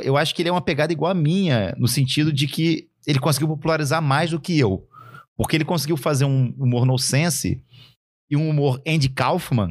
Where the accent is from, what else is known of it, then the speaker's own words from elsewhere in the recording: Araguari, Minas Gerais, Brazil; moved away; eu sou de Araguari, Minas Gerais. Eu fui criado com uma família e com uma galera e com uma vizinhança